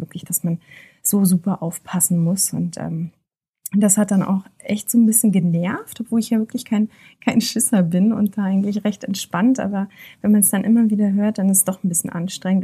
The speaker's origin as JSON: {"language": "German", "country": "Germany", "said": "wir sind aus Deutschland"}